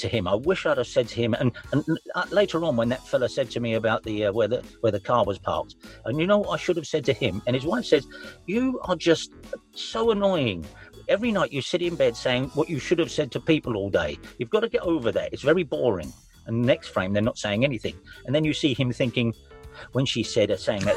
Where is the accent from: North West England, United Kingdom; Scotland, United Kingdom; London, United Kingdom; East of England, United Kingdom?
London, United Kingdom; I'm from South London